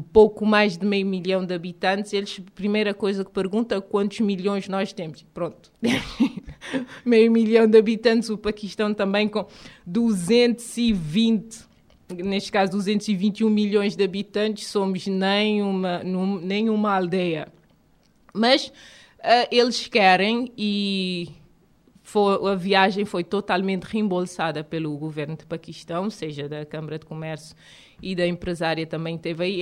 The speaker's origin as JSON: {"language": "Portuguese", "country": "Cape Verde"}